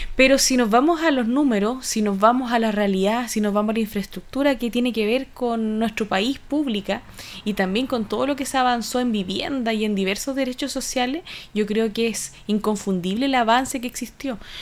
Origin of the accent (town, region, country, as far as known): Chile